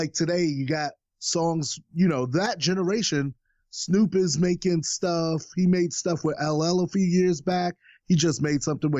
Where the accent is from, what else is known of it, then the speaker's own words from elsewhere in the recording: New York, United States; I grew up in New York.